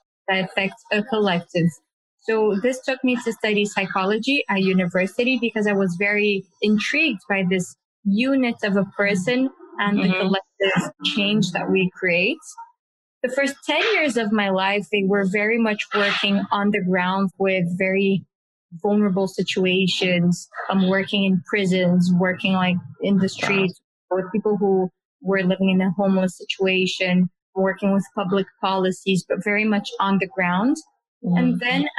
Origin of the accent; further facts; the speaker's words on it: Brazil; I was born in Brazil